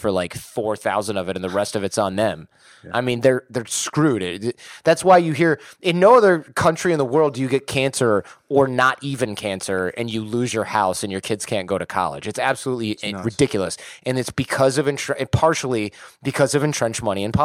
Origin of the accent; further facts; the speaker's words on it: Detroit, Michigan, United States; I'm from Detroit.